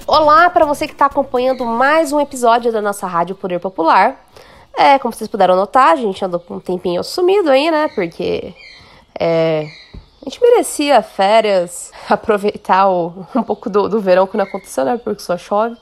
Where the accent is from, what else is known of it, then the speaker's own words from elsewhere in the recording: Limeira, São Paulo, Brazil; sou de Limeira